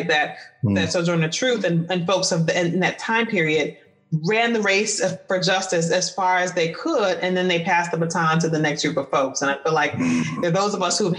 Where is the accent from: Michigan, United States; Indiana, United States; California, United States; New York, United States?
Michigan, United States; Detroit; I grew up in Detroit